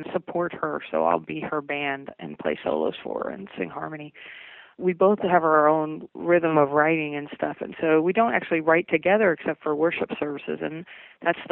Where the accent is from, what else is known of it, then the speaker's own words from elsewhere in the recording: Kentucky, United States; accent: southern; moved away as an adult; also born or lived in New Jersey; I grew up in Kentucky